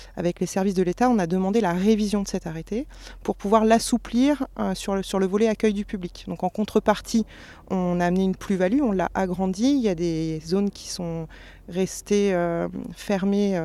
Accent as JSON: {"language": "French", "area": "Sologne", "region": "Centre-Val de Loire", "country": "France", "tie": "born or raised there", "moved": "yes", "said": "j'ai grandi en Sologne"}